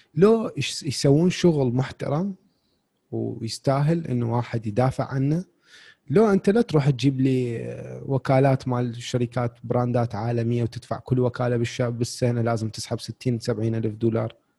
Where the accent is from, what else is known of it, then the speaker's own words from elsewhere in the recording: Iraq; عندنا بالعراق